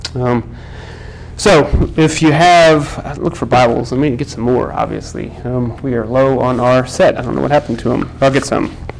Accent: Texas, United States; I'm from Texas

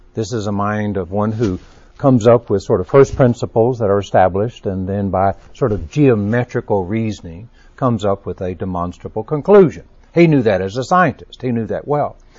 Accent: Texas, United States; Being a Texan

